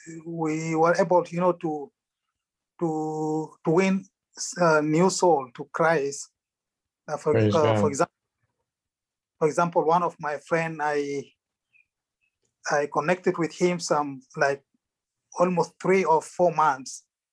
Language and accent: English; Sudan; English is a second language; moved away; also born or lived in South Africa; I grew up in Sudan, yes. I started learning English 5 years ago.